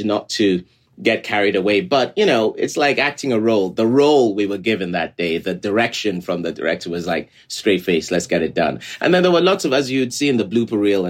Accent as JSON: {"language": "English", "region": "Lagos", "country": "Nigeria", "tie": "born or raised there", "moved": "yes", "said": "as a very young person in Nigeria, I grew up in Lagos, Nigeria."}